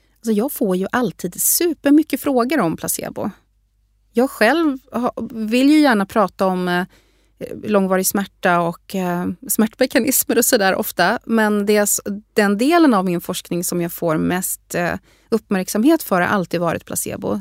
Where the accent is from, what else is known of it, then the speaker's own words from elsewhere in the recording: Sweden; moved away as an adult; also born or lived in Harvard, United States; jag kom ifrån Sverige